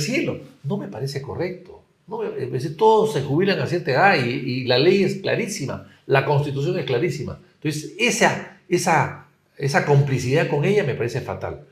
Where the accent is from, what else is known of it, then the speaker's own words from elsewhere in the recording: Peru; also born or lived in Spain; mi país y a mi pueblo